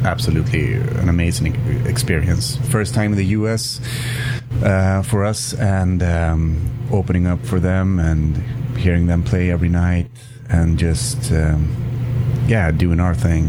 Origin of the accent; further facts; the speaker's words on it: Umeå, Västerbotten County, Sweden; I come from Umeå. It's a town about 120,000 people